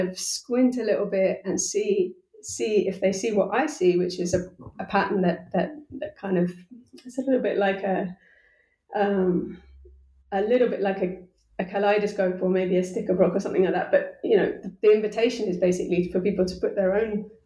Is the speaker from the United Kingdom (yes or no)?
yes; United Kingdom; I'm a British person, you know, like I come from the center of the center